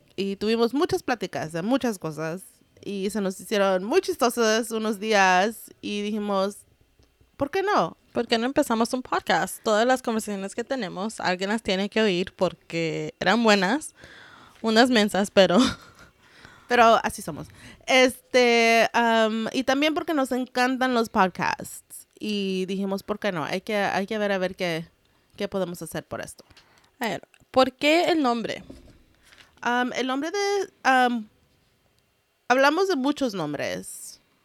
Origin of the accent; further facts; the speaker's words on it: United States; first language Spanglish; we are first generation Mexican Americans. Our parents are from Jalisco. Nuestro primer idioma fue Spanglish